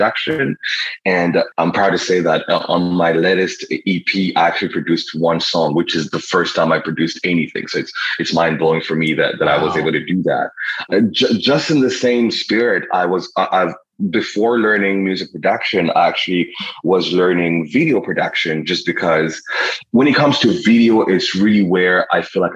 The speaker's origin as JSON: {"language": "English", "country": "Rwanda", "tie": "born or raised there", "also_born_or_lived": "Toronto, Canada", "moved": "yes", "lives_now": "Montreal, Canada", "said": "I was born and raised in Rwanda"}